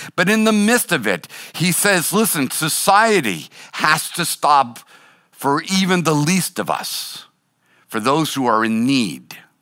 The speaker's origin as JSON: {"language": "English", "town": "Boston", "region": "Massachusetts", "country": "United States", "tie": "born or raised there", "said": "I was born and raised in Boston"}